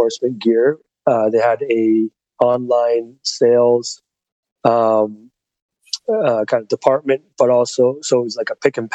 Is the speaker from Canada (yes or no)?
yes; London, Ontario, Canada; born or raised there